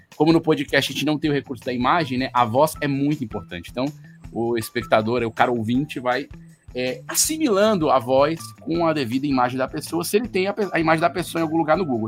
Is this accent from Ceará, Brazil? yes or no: yes; Fortaleza, Ceará, Brazil; eu sou de Fortaleza, no Ceará